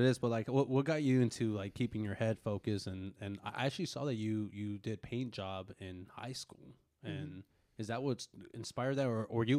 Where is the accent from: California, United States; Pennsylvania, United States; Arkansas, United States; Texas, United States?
California, United States; Northern; I grew up in Northern California